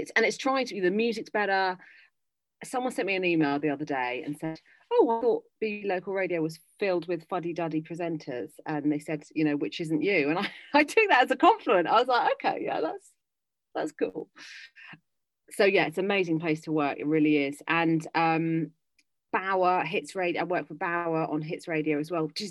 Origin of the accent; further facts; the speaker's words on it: London, United Kingdom; moved away as an adult; I'm a Londoner, basically. I've lived always in London.